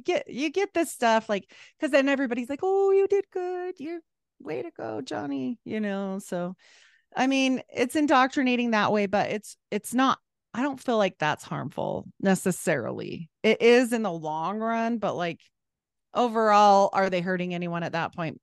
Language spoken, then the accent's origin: English; Utah, United States; also born or lived in Idaho; We moved away from Idaho and back to Utah